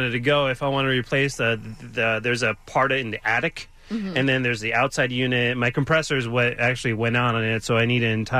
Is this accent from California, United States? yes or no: yes; Fontana, California, United States; I grew up in Fontana with no air conditioning, and Fontana is probably, I don't know, 3 degrees hotter than Rancho.